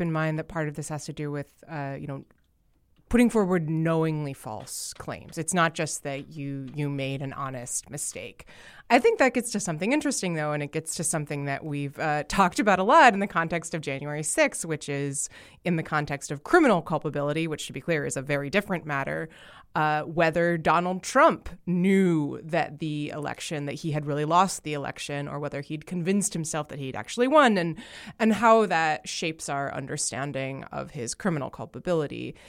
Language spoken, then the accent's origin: English; New Jersey, United States; As a proud New Jersey-an